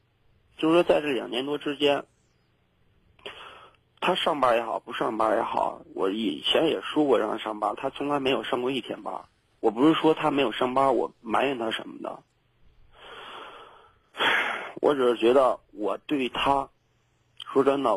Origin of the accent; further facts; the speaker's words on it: Zhengzhou, Henan, China; also born or lived in Beijing; 对。我家就郑州的，然后那什么呢，就是说，